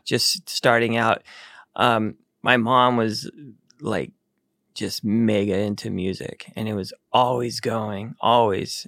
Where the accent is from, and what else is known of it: Needles, California, United States; born or raised there; also born or lived in Texas